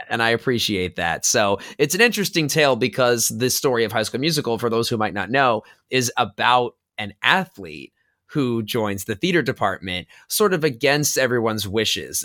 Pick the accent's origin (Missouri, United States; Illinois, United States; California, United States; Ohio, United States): California, United States; Los Angeles; I'm originally from Los Angeles, so growing up around the entertainment industry